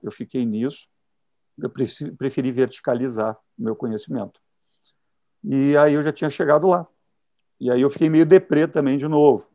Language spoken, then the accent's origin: Portuguese; Caxias do Sul, Rio Grande do Sul, Brazil; moved away as an adult; now in Rio de Janeiro, Brazil; eu sou do interior do Rio Grande do Sul, Caxias do Sul.